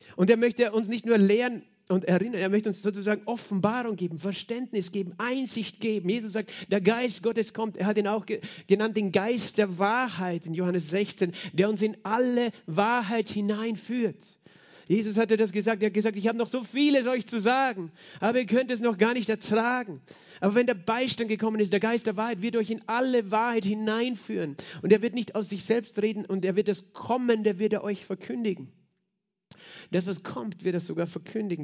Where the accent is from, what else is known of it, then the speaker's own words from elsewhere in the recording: Austria; als Österreicher